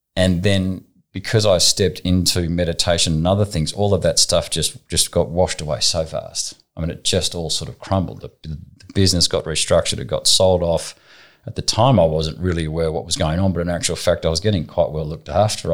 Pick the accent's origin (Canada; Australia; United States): Australia; Southern Highlands, New South Wales; also born or lived in Sydney; I was born in Sydney, not far from here, Jersey Road, so maybe 300 metres away. Um, when I was young, we moved to a property um, down in the Southern Highlands